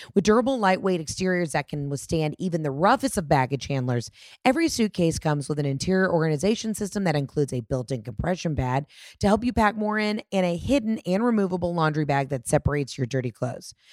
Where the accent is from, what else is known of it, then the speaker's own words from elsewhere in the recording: Atlanta, Georgia, United States; my hometown of Atlanta